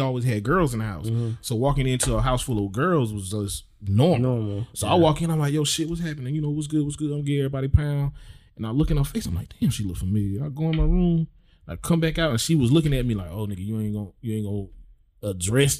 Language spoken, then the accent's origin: English; South Carolina, United States; moved away; also born or lived in Phoenix; Growing up in South Carolina